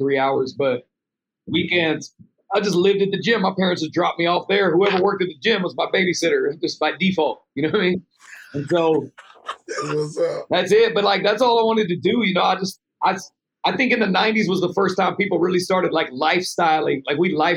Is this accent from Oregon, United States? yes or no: yes; Keizer, Oregon, United States; I used to go to this gym in my hometown, Kaiser